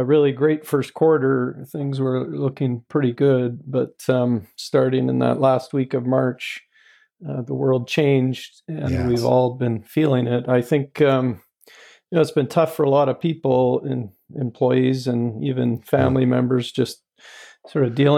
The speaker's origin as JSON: {"language": "English", "town": "Edmonton", "region": "Alberta", "country": "Canada", "tie": "born or raised there", "also_born_or_lived": "Lethbridge, Alberta", "said": "I've spent my whole life in Alberta. I came to the Edmonton area in grade three"}